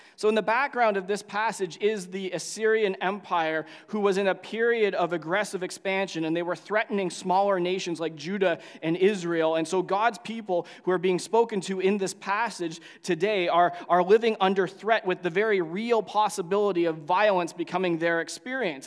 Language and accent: English; Canada; as a Canadian